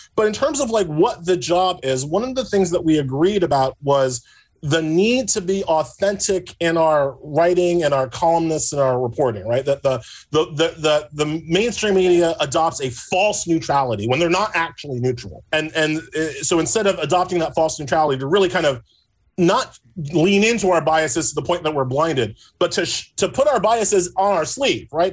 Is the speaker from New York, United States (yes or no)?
yes; New York, United States; my home state up here in New York